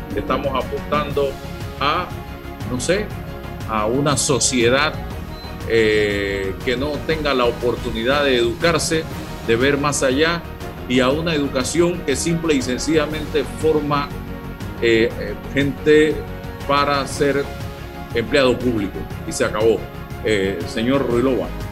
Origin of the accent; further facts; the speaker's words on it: Azuero, Herrera, Panama; yo que soy azuarense